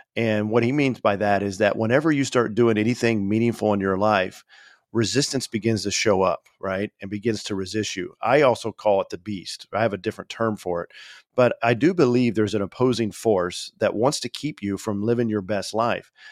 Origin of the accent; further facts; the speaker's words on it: Indiana, United States; moved away as an adult; I left my, uh, state, my home state of Indiana